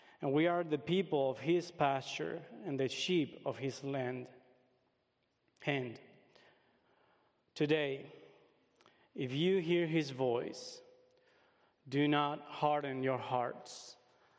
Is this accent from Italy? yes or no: no; Uruguay; English is a second language; moved away as an adult; also born or lived in United States; I was born and raised in Uruguay. At the age of 20, I had the opportunity to come and study here in the States